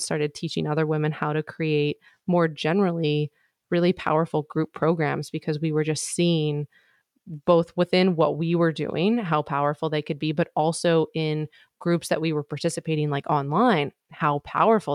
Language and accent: English; Midwest, United States; moved away; I'm from the Midwest. That's where I was born and raised. I'm actually in the process of moving back to the Midwest right now